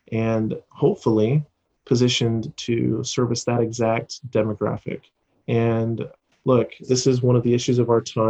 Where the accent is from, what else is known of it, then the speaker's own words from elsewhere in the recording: Orem, Utah, United States; moved away as an adult; also born or lived in Southern California; now in Henderson, United States; I was raised in Orem, Utah, in Happy Valley